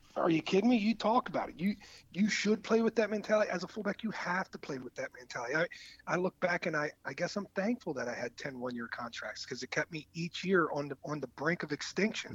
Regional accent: East Coast, United States; moved away as an adult; also born or lived in Green Bay, Wisconsin; I grew up on the East Coast

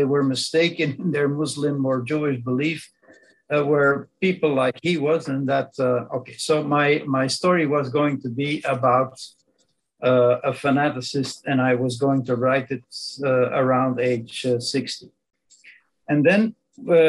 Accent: Belgium; first language Dutch; English is a second language; I'm a Belgian. My native language is Dutch, Southern Dutch, to be precise

